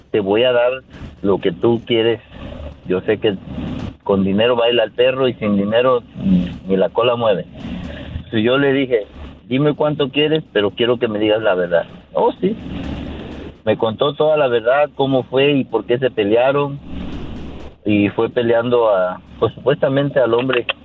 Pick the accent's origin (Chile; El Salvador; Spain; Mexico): Mexico; moved away as an adult; now in United States; mi país, de, México, y yo estaba casado allá en México. Cuando llegué aquí a Estados Unidos, eh, antes de salir de allá nos pusimos de acuerdo que yo iba a estar en este país solamente por dos años.